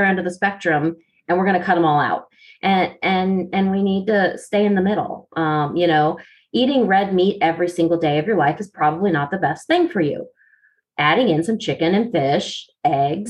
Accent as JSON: {"language": "English", "region": "the North", "country": "United States", "moved": "yes", "lives_now": "the South, United States", "said": "I live in the South and everybody gets on me because I'm supposed to be drinking sweet tea. But I'm originally from the North."}